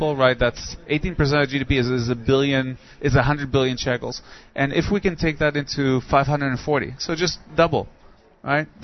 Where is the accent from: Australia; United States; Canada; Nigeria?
Nigeria; moved away; I grew up in Nigeria